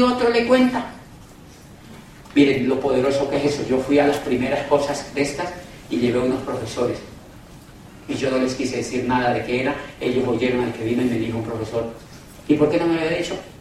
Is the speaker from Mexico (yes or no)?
no; Cali, Valle del Cauca, Colombia; yo vengo de Cali, Colombia, a 10 horas de allá en avión